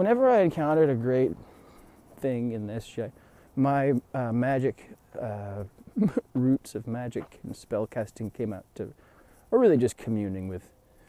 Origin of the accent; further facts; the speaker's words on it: United States; being an American